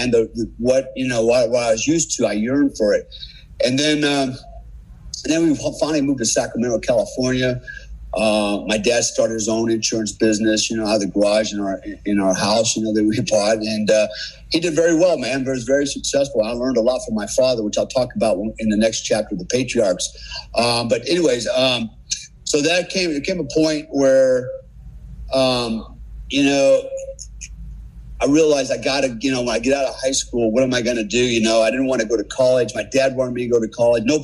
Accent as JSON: {"language": "English", "country": "Germany", "tie": "born or raised there", "said": "I spent most of my childhood and teenage years growing up in Germany, and in large part, I was raised by my family, my German family over there as well."}